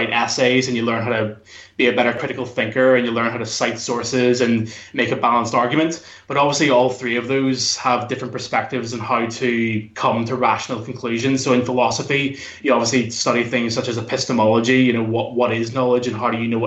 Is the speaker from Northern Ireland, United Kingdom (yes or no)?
yes; Belfast, Northern Ireland, United Kingdom; I'm from, as you can maybe tell from my accent, I'm actually from Belfast and Northern Ireland